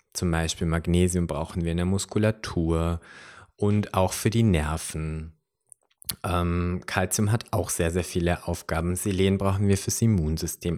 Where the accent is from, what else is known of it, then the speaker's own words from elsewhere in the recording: Upper Bavaria, Germany; hier bei uns in Oberbayern